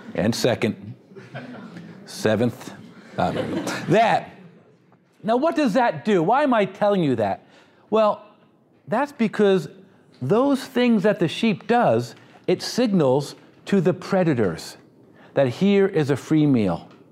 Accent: United States; because I'm too American

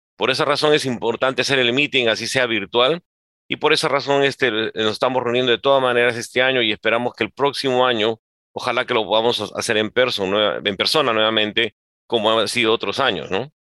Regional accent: Peru; en mi país, en Perú

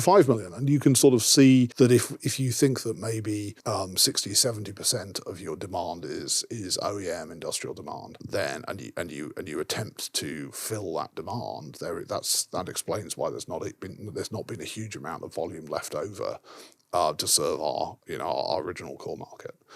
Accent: Yorkshire and the Humber, United Kingdom; I grew up in Yorkshire

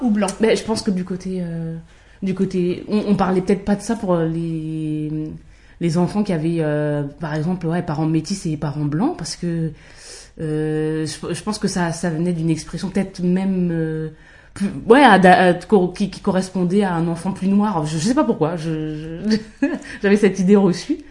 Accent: Val-d'Oise, Île-de-France, France; j'ai grandi dans le 95.

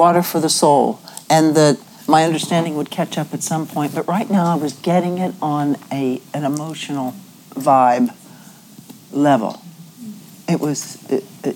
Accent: Ohio, United States; moved away; where I grew up in Ohio

